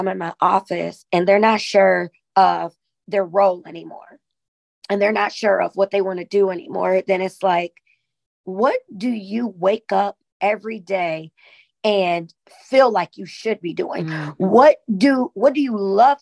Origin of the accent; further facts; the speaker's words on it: Sandusky, Ohio, United States; being a Black woman in my hometown, Sandusky, Ohio